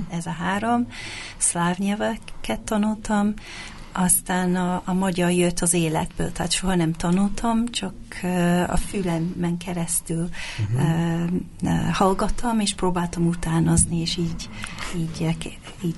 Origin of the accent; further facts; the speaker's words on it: England, United Kingdom; first language English; Hungarian is a second language; moved away as an adult; also born or lived in Hungary; now in Budapest, Hungary; Angliába születtem, ide költöztem több mint 20 évvel ezelőtt